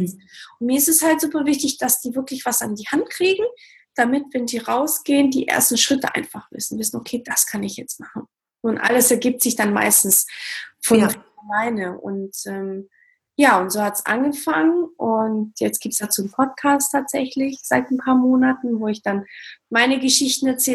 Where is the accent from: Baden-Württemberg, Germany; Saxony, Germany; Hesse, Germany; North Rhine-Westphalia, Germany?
Baden-Württemberg, Germany; also born or lived in Portugal; ich bin ursprünglich aus Portugal und bin aber in, in Baden-Württemberg aufgewachsen